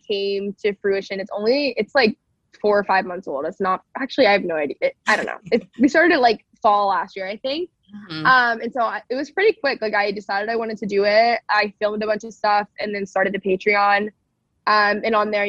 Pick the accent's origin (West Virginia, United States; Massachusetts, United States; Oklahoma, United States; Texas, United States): Texas, United States; I grew up in Texas around a lot of like cultural Christianity